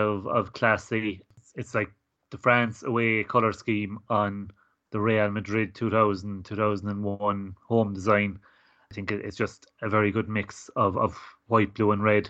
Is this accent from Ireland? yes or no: yes; Ireland; growing up in Ireland watching Gaelic football and hurling